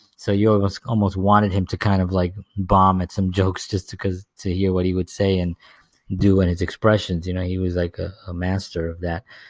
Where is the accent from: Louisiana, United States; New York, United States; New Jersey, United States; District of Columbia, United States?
New York, United States; New York City; growing up in the South Bronx